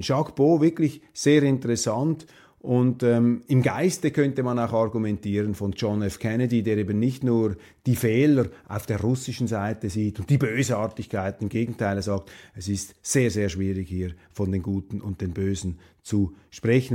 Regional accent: Switzerland; Als Schweizer

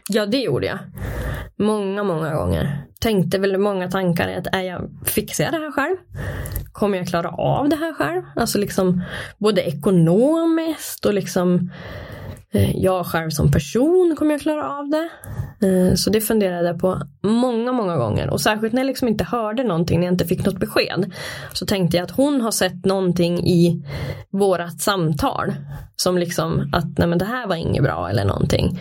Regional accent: Brunflo, Jämtland, Sweden; Jag är född och uppvuxen i Brunflo. Bott där i hela mitt liv.

